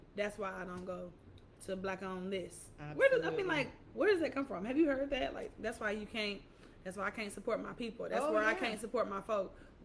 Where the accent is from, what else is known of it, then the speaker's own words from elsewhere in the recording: Atlanta, Georgia, United States; I'm from Atlanta